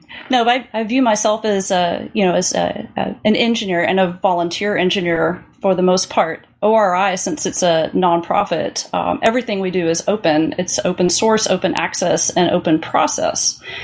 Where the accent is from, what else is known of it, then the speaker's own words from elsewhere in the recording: Little Rock, Arkansas, United States; Yeah, I grew up mainly in Little Rock, Arkansas.